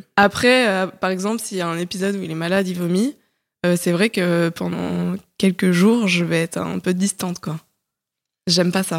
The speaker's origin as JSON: {"language": "French", "town": "Paris", "region": "Île-de-France", "country": "France", "tie": "born or raised there", "moved": "as an adult", "said": "Je suis une Parisienne de 29 ans récemment euh, récemment reparisienne plutôt, parce que j'ai grandi à Paris"}